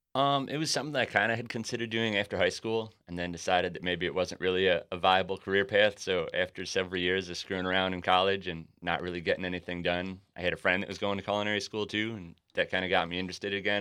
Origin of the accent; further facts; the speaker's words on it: Buffalo, New York, United States; moved away as an adult; also born or lived in San Francisco; now in San Diego, United States; why would I ever leave after growing up in Buffalo